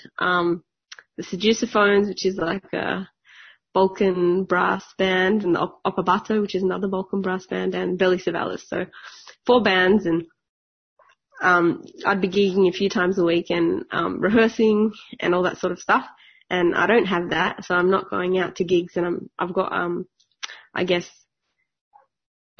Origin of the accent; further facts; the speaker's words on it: Sydney, New South Wales, Australia; I grew up in Western Sydney